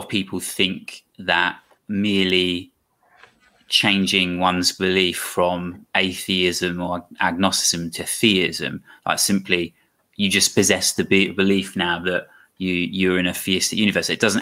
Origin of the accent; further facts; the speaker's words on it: Croydon, London, United Kingdom; I'm from Croydon.